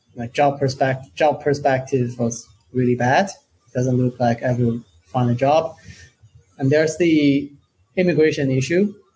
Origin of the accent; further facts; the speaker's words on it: China; now in Portugal; I'm originally from China